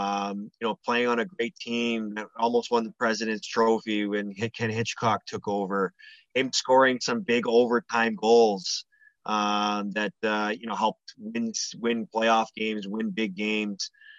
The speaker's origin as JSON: {"language": "English", "town": "Toronto", "region": "Ontario", "country": "Canada", "tie": "born or raised there", "said": "One of my other best friends on our team that we grew up in Toronto"}